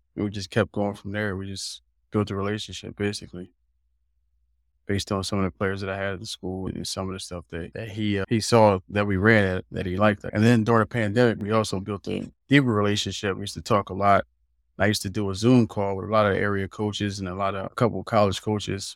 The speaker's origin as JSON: {"language": "English", "town": "Philadelphia", "region": "Pennsylvania", "country": "United States", "tie": "born or raised there", "also_born_or_lived": "Lubbock, Texas / Germany", "moved": "as an adult", "said": "I grew up right there in West Philly."}